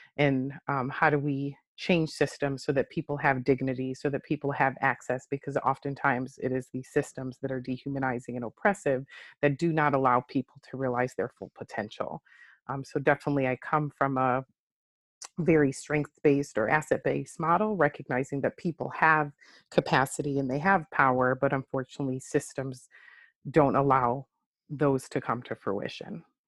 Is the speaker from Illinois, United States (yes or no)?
yes; Chicago, Illinois, United States; moved away as an adult; now in Delaware, United States; I am originally from Chicago. uh, born and raised